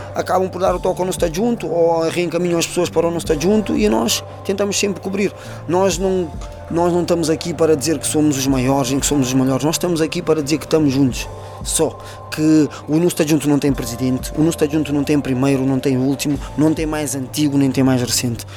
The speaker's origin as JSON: {"language": "Portuguese", "country": "Portugal", "tie": "born or raised there", "said": "eu nas Fontainhas, falando do bairro onde eu cresci, onde eu aprendi"}